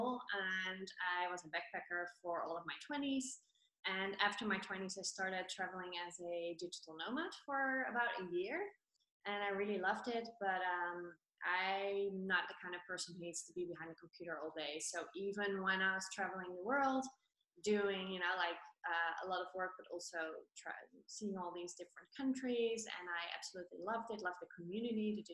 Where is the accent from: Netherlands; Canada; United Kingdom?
Netherlands; moved away as an adult; also born or lived in Colombia; now in Tenerife, Spain; I'm from Holland